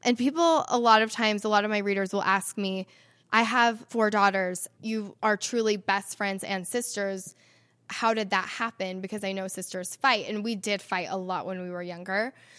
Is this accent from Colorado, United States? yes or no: no; Salt Lake City, Utah, United States; I love that I get to call Salt Lake City my home. It's so beautiful here.